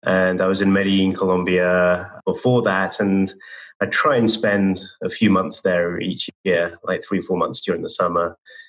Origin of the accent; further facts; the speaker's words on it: United Kingdom; moved away as an adult; now in United States; I've been in the States for 20 years now. I came in 2000. And being a Brit